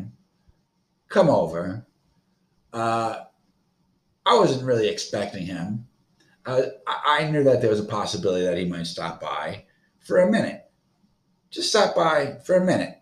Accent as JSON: {"language": "English", "region": "Florida", "country": "United States", "said": "I am from Florida"}